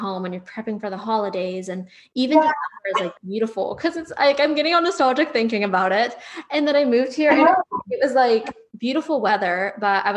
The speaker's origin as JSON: {"language": "English", "region": "Northeast", "country": "United States", "moved": "yes", "lives_now": "Texas, United States", "said": "I'm going to keep my Northeastern roots"}